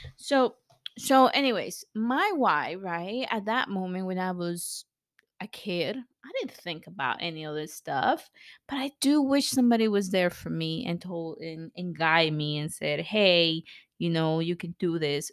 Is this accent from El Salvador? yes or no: yes; El Salvador; also born or lived in California, United States; now in United States; I grew up in El Salvador, very, very poor, at, in a civil war